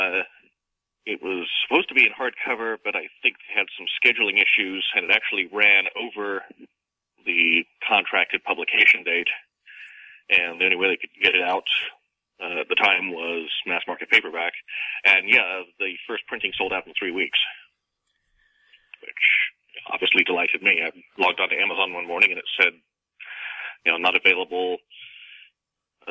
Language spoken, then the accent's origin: English; United Kingdom; also born or lived in Canada; now in United States; I'm from Britain originally, and I lived several years in Canada as well.